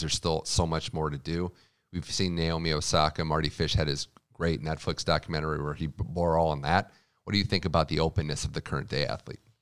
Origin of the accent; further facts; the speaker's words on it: Midwest, United States; I'm from the Midwest